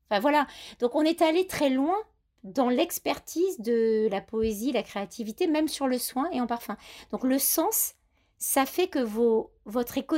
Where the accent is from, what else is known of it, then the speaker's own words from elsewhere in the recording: Grasse, Provence-Alpes-Côte d'Azur, France; Moi, je suis grassoise, donc j'ai l'accent, j'ai un peu perdu.